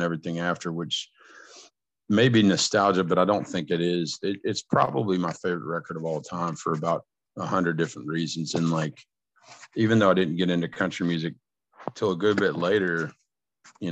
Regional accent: Cynthiana, Kentucky, United States; I grew up in Cynthiana, Kentucky. You know, so the Kentucky part of my childhood was in Cynthiana

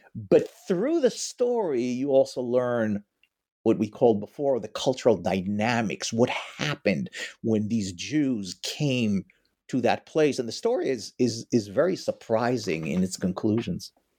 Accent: Israel; moved away as an adult; also born or lived in New York; now in Ann Arbor, United States; Originally, I am from Israel

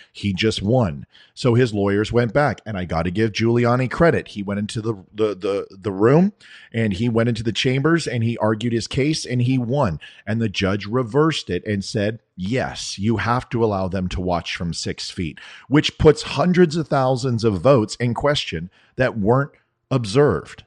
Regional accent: United States; I'm an American

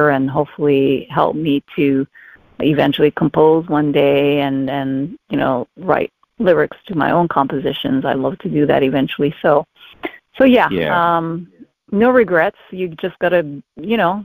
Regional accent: Hawaii, United States; first language English; Growing up in Hawaii, I started out with ballet

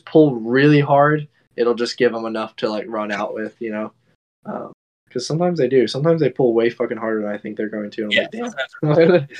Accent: Fort Worth, Texas, United States; also born or lived in Austin; I'm not from Austin originally. I'm actually from Fort Worth

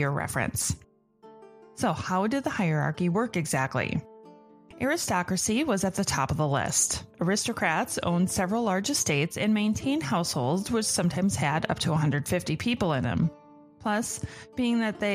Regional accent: United States; I'm American.

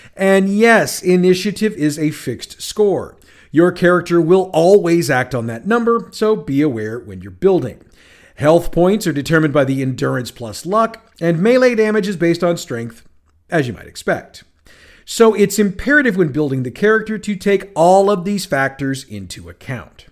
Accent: St. Louis, Missouri, United States; my hometown of St. Louis, Missouri

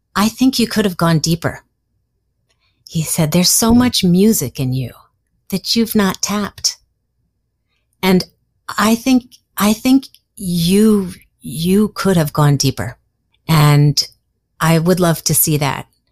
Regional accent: New York City, New York, United States; I grew up in Greenwich Village

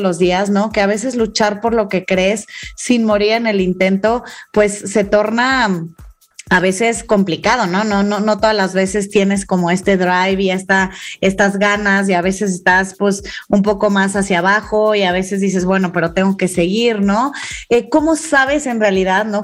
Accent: Mexico; como mexicana, como mujer

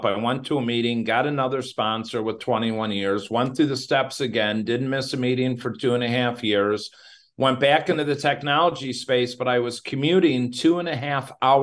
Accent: Crystal Lake, Illinois, United States; Crystal Lake, Illinois. That's my hometown

